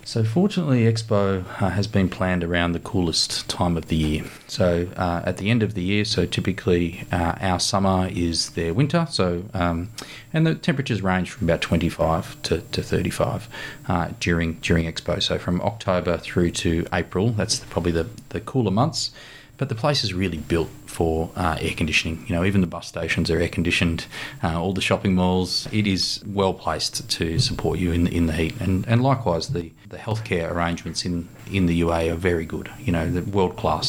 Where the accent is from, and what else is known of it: Australia